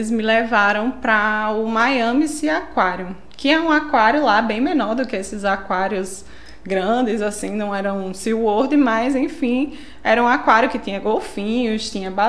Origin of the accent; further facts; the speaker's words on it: São Paulo, Brazil; now in Natal, Brazil; É, sou de São Paulo, né? Nasci lá, mas já sou quase uma potiguaca, já moro aqui há 21 anos, então já praticamente uma nordestina, já o sotaque já é nordestino, né?